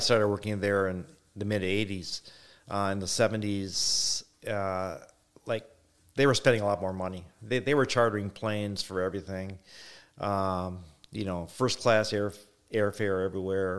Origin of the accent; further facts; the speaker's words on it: Wisconsin, United States; I came from Wisconsin